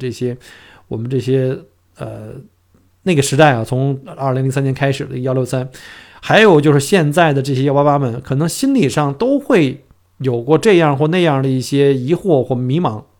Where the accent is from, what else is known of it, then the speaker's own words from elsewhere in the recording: China; moved away as an adult; now in Australia; 尤其作为我们新移民啊，就是第一代移民，从中国来到澳洲以后，尤其是我们在国内的话